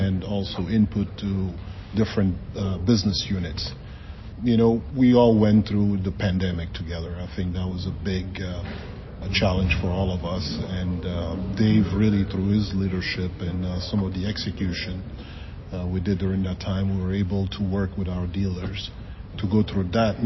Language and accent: English; Mali; also born or lived in Washington, D.C. area; now in United States; I'm originally from Mali, West Africa, but I've been living in the country